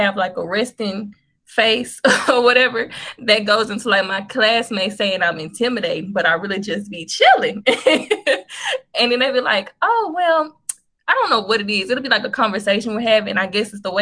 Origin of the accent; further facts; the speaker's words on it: Jackson, Mississippi, United States; I'm from Jackson down south